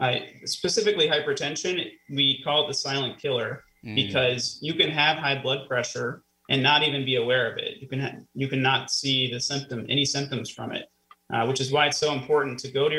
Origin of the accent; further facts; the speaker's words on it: Florida, United States; also born or lived in Missouri; now in Erie, United States; I am a transplant. I was born in Missouri. I spent a lot of my early years in Florida. I went to college in Florida at the University of Florida